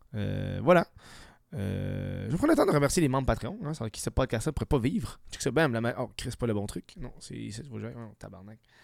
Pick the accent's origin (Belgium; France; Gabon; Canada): Canada; des pays comme le nôtre